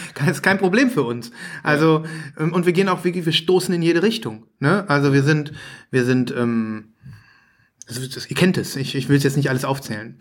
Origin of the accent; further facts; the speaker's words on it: Saerbeck, North Rhine-Westphalia, Germany; Ich komme ja aus dem Münsterland.